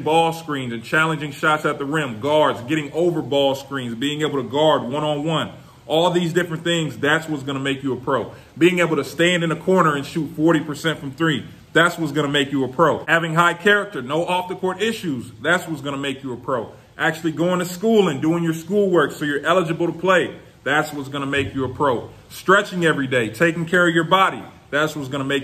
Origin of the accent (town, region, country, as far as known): United States